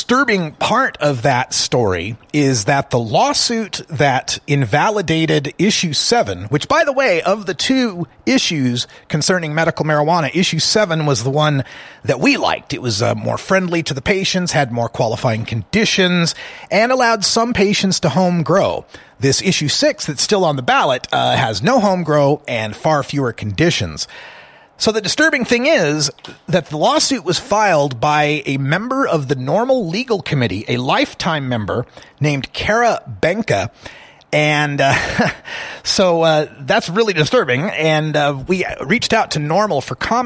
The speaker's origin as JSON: {"language": "English", "region": "Idaho", "country": "United States", "tie": "born or raised there", "moved": "yes", "lives_now": "Oregon, United States", "said": "my home state of Idaho"}